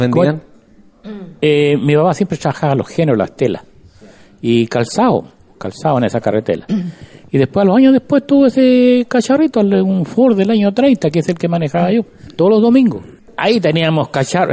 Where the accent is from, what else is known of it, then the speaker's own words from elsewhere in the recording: Cabildo, Valparaíso, Chile; como cabildano siempre voy a querer a mi pueblo